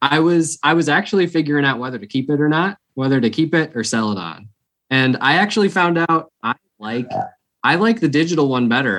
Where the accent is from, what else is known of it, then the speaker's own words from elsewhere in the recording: Minnesota, United States; My hometown, Minnesota Twins